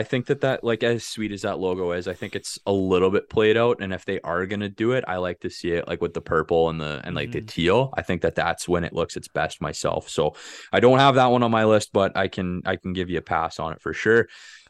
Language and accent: English; Odessa, Saskatchewan, Canada; also born or lived in Vibank; growing up in Odessa and Vibank, the minor hockey team in Odessa is the Eagles, and that's the jerseys that we would wear growing up.